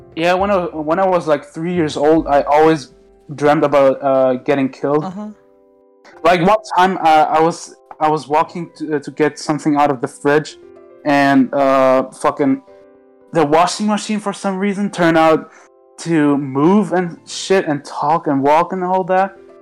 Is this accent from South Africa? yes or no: no; Germany; English is a second language; I'm actually Turkish, but I was born in Germany